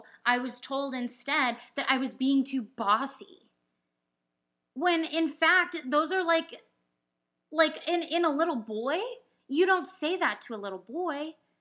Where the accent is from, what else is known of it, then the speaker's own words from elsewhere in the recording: Orange County, California, United States; moved away; I was growing up in Orange County in the suburbs